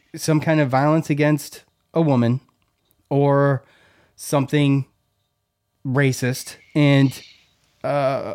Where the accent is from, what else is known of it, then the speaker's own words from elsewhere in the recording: East Syracuse, New York, United States; Joe and I are both ESMers